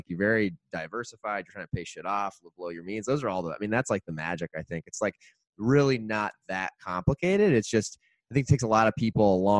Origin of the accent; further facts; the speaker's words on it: Indiana, United States; now in Chicago, United States; I'm from Indiana originally.